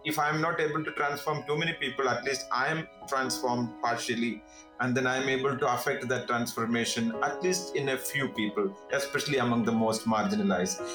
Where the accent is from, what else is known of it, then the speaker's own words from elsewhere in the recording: India; moved away as an adult; now in Bihar, India; as an Indian citizen